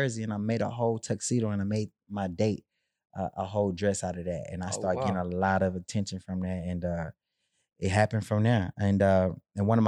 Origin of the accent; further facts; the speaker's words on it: Houston, Texas, United States; I'm from Third Ward, Texas, the capital of Houston.